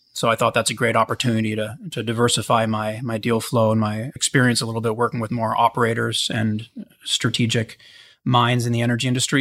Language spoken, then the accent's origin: English; Pittsburgh, Pennsylvania, United States; I grew up in Pittsburgh, so always with kind of an industrial background